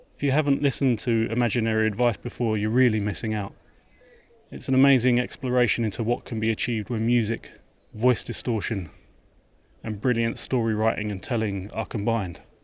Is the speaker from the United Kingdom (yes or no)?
yes; London, United Kingdom; I'm from South London